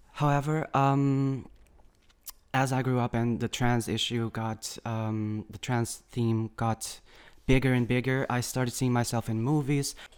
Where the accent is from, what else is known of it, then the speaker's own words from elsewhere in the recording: Algarve, Portugal; moved away as an adult; now in Lisbon, Portugal; I came from Algarve originally